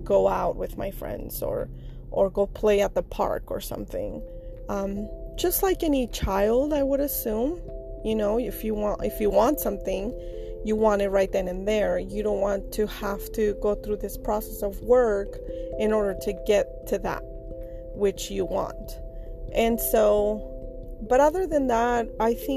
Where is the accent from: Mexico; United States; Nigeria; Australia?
Mexico; moved away; I am from Mexico